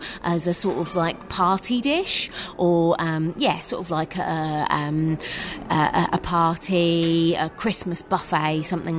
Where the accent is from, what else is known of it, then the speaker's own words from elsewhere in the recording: Norfolk, East of England, United Kingdom; I'm from Norfolk, so we say things completely different anyway because we're from the country.